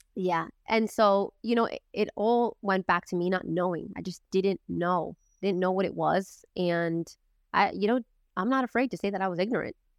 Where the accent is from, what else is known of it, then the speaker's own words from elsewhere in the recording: Boston, Massachusetts, United States; I grew up in Boston